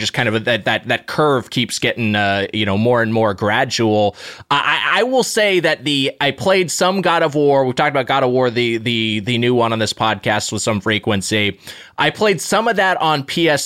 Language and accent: English; Southern California, United States; I grew up in Southern California